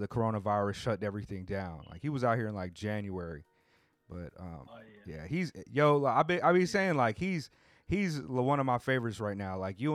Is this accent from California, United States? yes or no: yes; Southern California, United States; I grew up in Southern California as well.